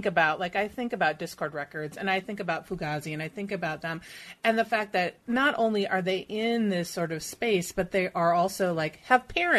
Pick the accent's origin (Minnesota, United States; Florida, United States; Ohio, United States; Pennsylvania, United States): Minnesota, United States; Minneapolis; I grew up in Minneapolis, right?